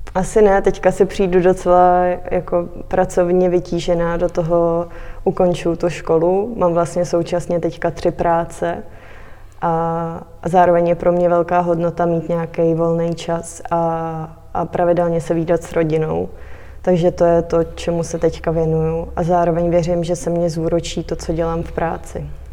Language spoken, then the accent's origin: Czech; Litomyšl, Pardubice Region, Czechia; moved away as an adult; now in Prague, Czech Republic; cítím se hodně, hodně hezky tady v Litomyšli